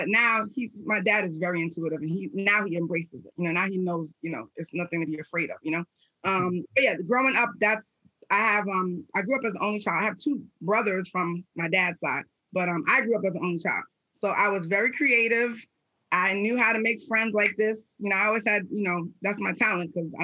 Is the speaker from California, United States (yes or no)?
no; New York City, New York, United States; I'm from New York City, the Bronx, New York, by way of Jamaican parents